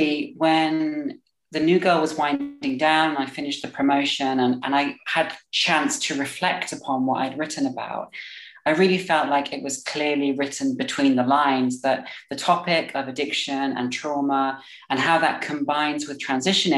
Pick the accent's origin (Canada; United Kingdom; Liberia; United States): United Kingdom; Staffordshire, West Midlands; also born or lived in London; now in Berlin, Germany; I currently live in Berlin, but I'm originally from Staffordshire. But I spent a lot of my time in London before I moved to Germany.